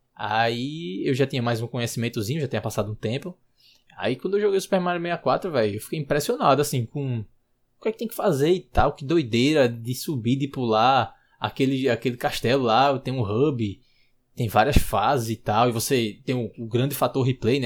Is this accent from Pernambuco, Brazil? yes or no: yes; Recife, Pernambuco, Brazil; eu sou de Recife